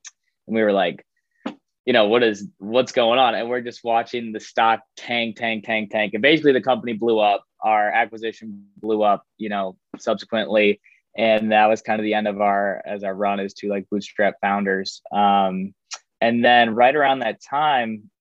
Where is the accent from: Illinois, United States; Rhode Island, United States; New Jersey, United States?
Illinois, United States; Chicago; moved away as an adult; now in Miami, United States; I grew up in Chicago.